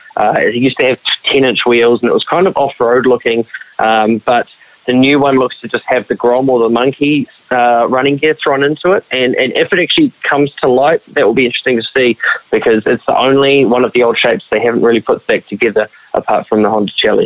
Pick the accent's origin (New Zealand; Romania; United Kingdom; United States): New Zealand; Tauranga, Bay of Plenty; I come from Tauranga